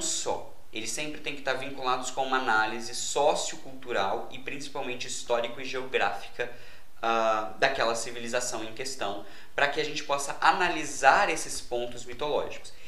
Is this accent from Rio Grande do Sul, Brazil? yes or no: no; Juiz de Fora, Minas Gerais, Brazil; eu sou de Juiz de Fora, Minas Gerais